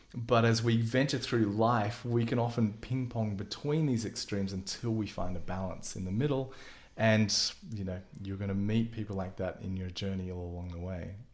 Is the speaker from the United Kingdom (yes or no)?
no; Melbourne, Victoria, Australia; moved away; I'm an Aussie. And, uh, spent a lot of time in Melbourne, probably my formative years in Melbourne